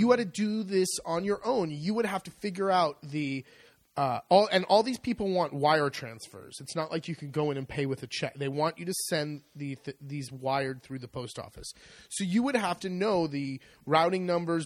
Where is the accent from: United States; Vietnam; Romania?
United States; California; moved away as an adult; now in Italy; I grew up in California